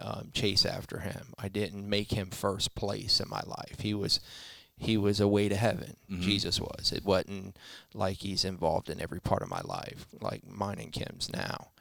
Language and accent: English; Fort Pierce, Florida, United States; also born or lived in Melbourne, Florida; I was born in Melbourne, moved to Fort Pierce. I was raised in Fort Pierce